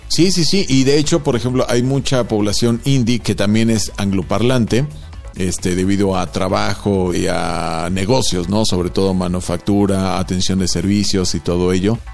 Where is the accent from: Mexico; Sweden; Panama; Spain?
Mexico; para nosotros, para los mexicanos